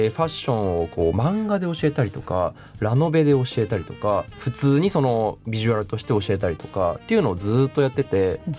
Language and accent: Japanese; Niigata, Japan; 地元の新潟で